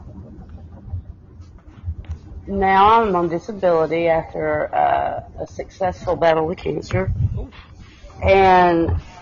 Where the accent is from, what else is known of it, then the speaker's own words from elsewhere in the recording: East Texas, United States; also born or lived in Florida; I am from deep, deep East Texas